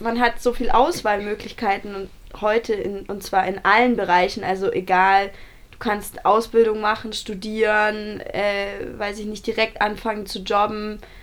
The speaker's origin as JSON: {"language": "German", "region": "Bavaria", "country": "Germany", "said": "ein Kohlewerk bei uns in Bayern"}